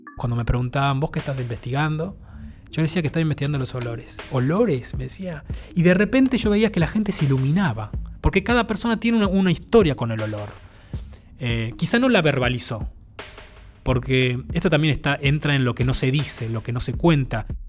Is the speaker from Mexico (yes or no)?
no; Buenos Aires, Argentina; originalmente soy del barrio de Boedo, en Buenos Aires